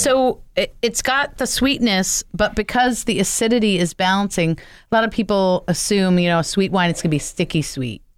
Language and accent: English; New Jersey, United States; my home state of New Jersey